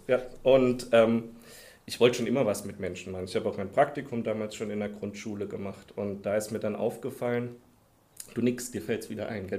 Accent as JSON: {"language": "German", "town": "Heidelberg", "region": "Baden-Württemberg", "country": "Germany", "tie": "born or raised there", "also_born_or_lived": "Koblenz / Dieburg", "moved": "as an adult", "said": "ich komme komm ja aus Heidelberg, da habe ich mein Abi auch gemacht aus der Ecke da unten"}